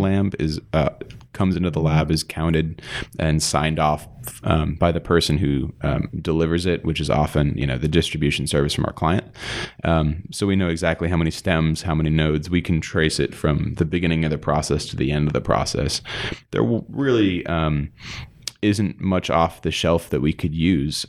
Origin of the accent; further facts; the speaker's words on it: East Coast, United States; moved away; I grew up on the East Coast